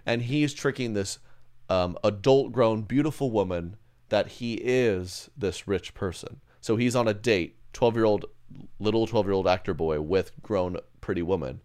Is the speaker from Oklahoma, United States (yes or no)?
yes; Oklahoma, United States; I grew up one in Oklahoma.